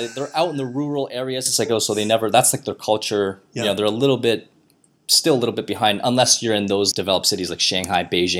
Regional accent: Canada; Being Canadian

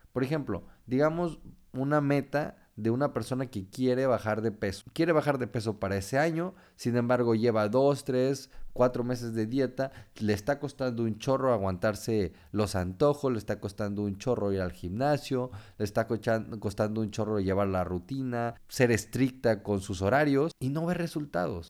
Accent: Tempoal, Veracruz, Mexico; now in Monterrey, Mexico; mi pueblo, Tempoal Veracruz

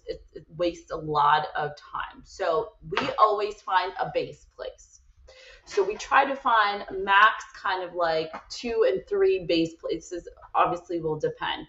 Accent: Brazil; moved away; I'm originally from Brazil where there are a lot of strikes too.

